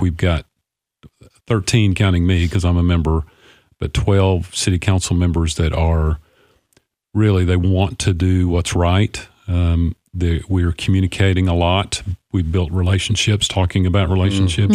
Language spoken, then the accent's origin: English; Clarksville, Tennessee, United States; of this beautiful city. It's my hometown